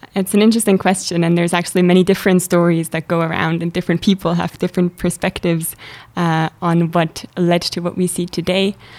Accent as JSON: {"language": "English", "region": "Zurich", "country": "Switzerland", "moved": "as an adult", "lives_now": "St. Gallen, Switzerland", "said": "I'm originally from Zurich"}